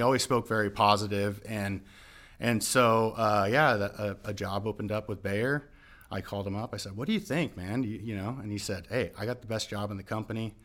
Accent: Southern California, United States; moved away; I am born and raised in Southern California

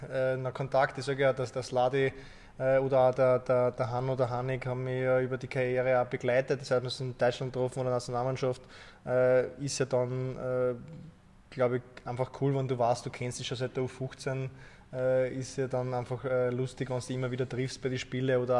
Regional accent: Wullersdorf, Lower Austria, Austria; ich bin ja aus Wullersdorf auch Kilometer vom Unternehmen entfernt, von Hollerbrunn.

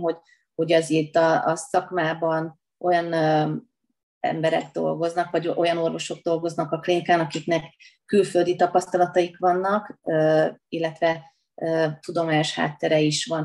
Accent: Veszprém, Veszprém County, Hungary; tehát én minden utcát jóformán ismerek ott, ahol felnőttem, a stadion környékén, aztán éltem a Haszkóvó lakótelepen, most pedig a Kalmár tér környékén, tehát úgy összességében úgy bármelyik területét ismerem Veszprémnek

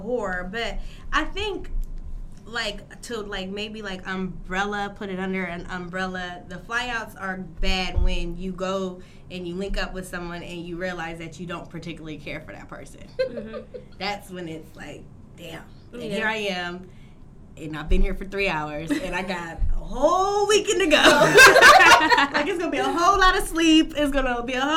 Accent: Columbus, Ohio, United States; growing up in Ohio, Columbus, Ohio

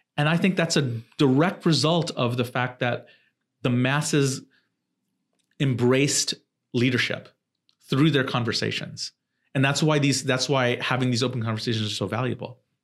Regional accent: Southern California, United States; also born or lived in Silicon Valley; I was growing up in Southern California.

